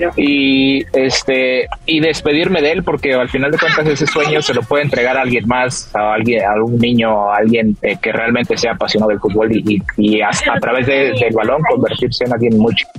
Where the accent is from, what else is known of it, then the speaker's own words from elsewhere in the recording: Mexico; como mexicano